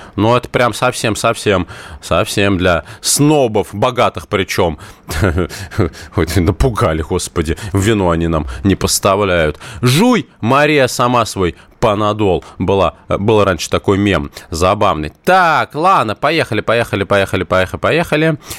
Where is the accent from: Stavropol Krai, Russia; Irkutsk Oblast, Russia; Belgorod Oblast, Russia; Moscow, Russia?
Moscow, Russia; Я коренной москвич